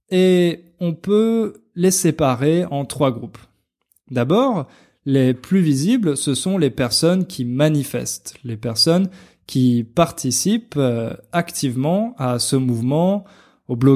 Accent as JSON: {"language": "French", "country": "France", "said": "enfin plutôt comme moi parce que moi je suis français et j'imagine que vous non"}